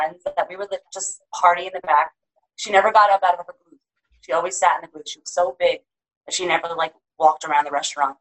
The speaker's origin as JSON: {"language": "English", "region": "New York", "country": "United States", "also_born_or_lived": "Seattle", "moved": "yes"}